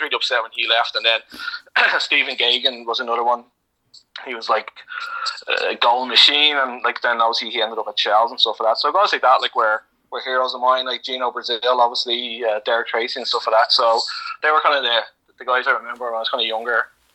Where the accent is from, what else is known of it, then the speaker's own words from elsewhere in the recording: Dublin, Leinster, Ireland; moved away as an adult; I'm from Coolock